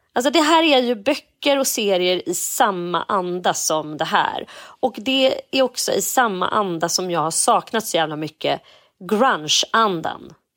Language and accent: Swedish; Edsåsdalen, Jämtland, Sweden; lilla Edsåsdalen Ah. där jag kommer ifrån